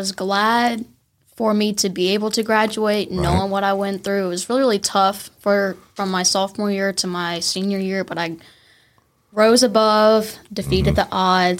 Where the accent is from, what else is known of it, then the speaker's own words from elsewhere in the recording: Denham Springs, Louisiana, United States; I'm from Denham Springs, born and raised.